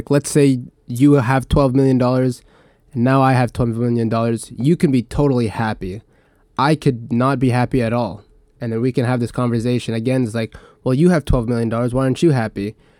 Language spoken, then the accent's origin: English; Canada; you're American, I'm Canadian, you're Chinese